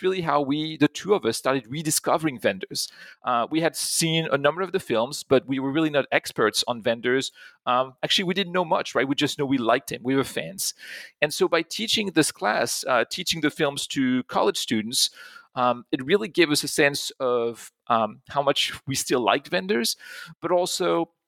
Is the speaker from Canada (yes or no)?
no; Pont-à-Mousson, Grand Est, France; English is a second language; So I grew up in France. I grew up in a small town not too far from Germany. It's in Pont-à-Mousson in Lorraine.